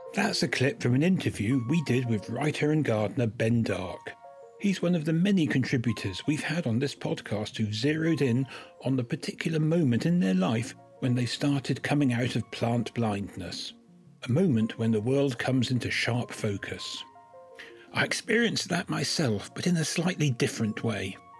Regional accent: West Country, near Somerset, South West England, United Kingdom; I grew up in West Country orchards, not so far from where the Newt is in Somerset

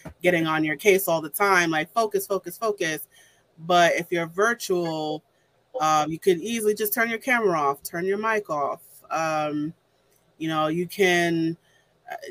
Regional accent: New York City, New York, United States; I'm from New York

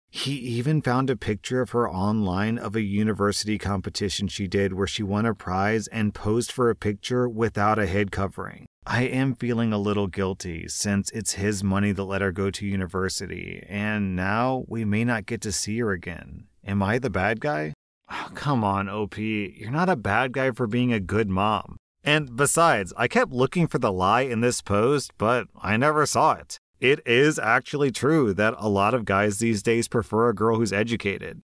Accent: United States; As an American

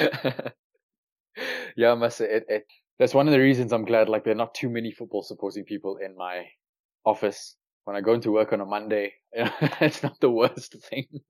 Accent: South Africa; Growing up in South Africa

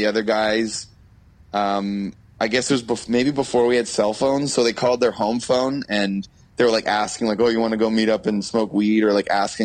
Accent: Oakville, Ontario, Canada; I'll always say Oakville

